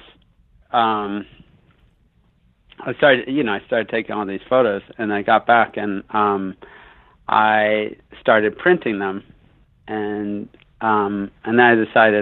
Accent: Bay Area, California, United States; also born or lived in San Francisco / San Jose / Santa Cruz / Sacramento; So I grew up out on the West Coast. I grew up in the Bay Area.

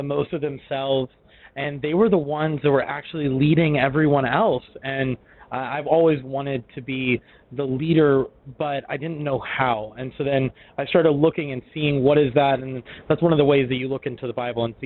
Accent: Memphis, Tennessee, United States; moved away as an adult; also born or lived in Italy / Washington / Philadelphia; now in Dallas, United States; I'm from Memphis, Tennessee.

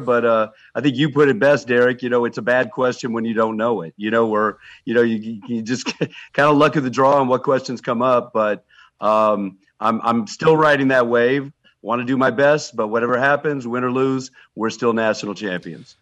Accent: Lawrence, Kansas, United States; born or raised there; moved away

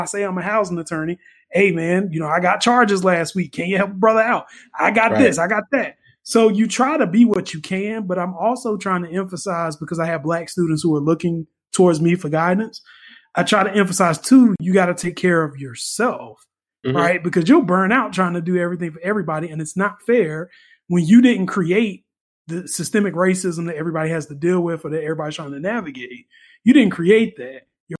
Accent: United States; But on the other hand, I felt sad because I feel like I'm American and I have to go back.

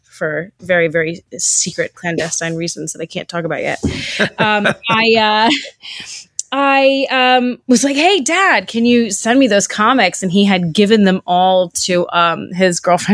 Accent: New York City, New York, United States; moved away; I grew up in New York City, mm-hmm. right in the middle of Manhattan

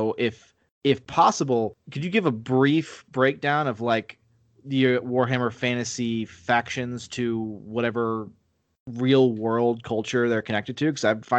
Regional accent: United States; I am an American

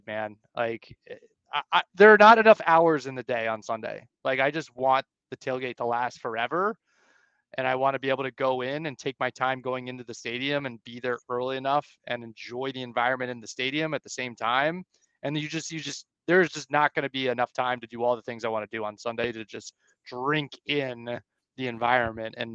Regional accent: Montgomery County, Maryland, United States; I grew up in Montgomery County

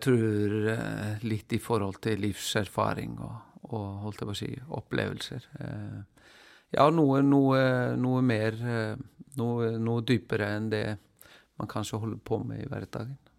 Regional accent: Iceland; moved away

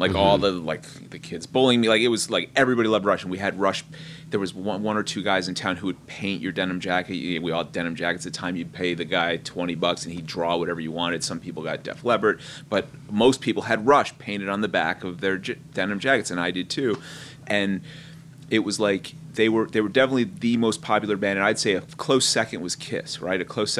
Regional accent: East Hanover, New Jersey, United States; I grew up in an all-Italian, like, blue-collar Italian town. Like, everyone right off the boat from Sicily.

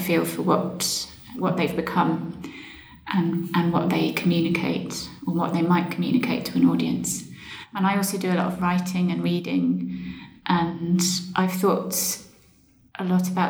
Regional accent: Suffolk, East of England, United Kingdom; moved away; I grew up in Suffolk and spent a lot of my childhood outdoors

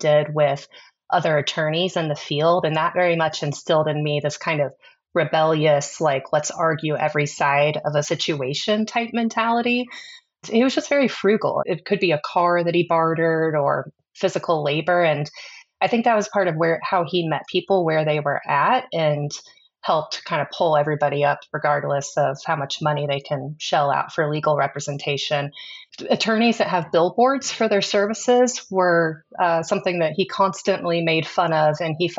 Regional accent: Kansas City, Missouri, United States; I was. I was born in Kansas City, Missouri.

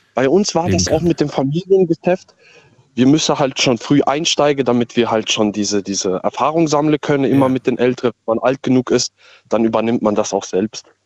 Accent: Kusel, Rhineland-Palatinate, Germany; Ich komme aus Kusel

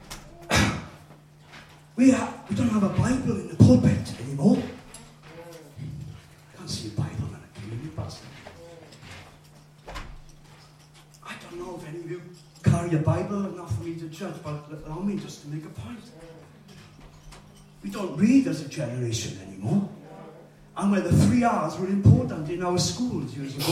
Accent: Wales, United Kingdom; I am a Welshman.

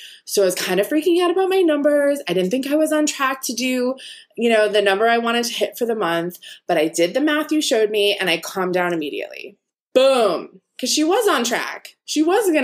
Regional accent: East Coast, United States; me growing up on the East Coast

